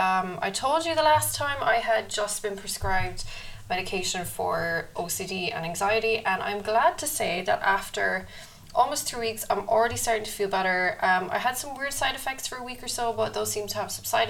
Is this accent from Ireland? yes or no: yes; Ireland; Being Irish